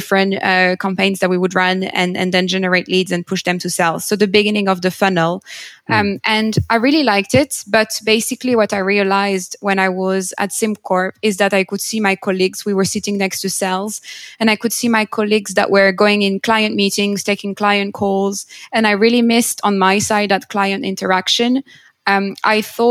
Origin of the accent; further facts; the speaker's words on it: France; moved away as an adult; now in United Kingdom; I'm originally from France. I moved to the UK about 7 years ago.